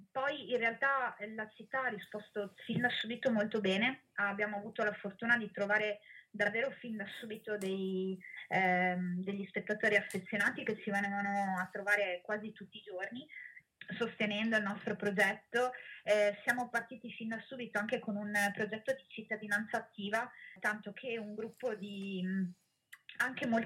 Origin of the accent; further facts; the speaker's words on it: Rovigo, Veneto, Italy; io che sono di Rovigo ma non abitavo più in città da 15 anni